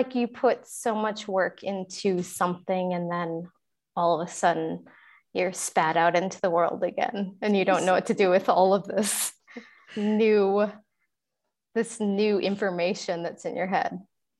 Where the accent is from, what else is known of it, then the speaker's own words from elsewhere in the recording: Minneapolis, Minnesota, United States; From Minneapolis, Minnesota.